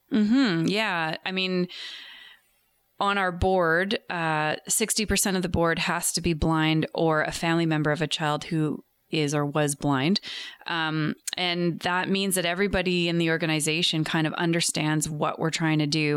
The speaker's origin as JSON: {"language": "English", "town": "New Westminster", "region": "British Columbia", "country": "Canada", "tie": "born or raised there", "said": "I grew up in New Westminster."}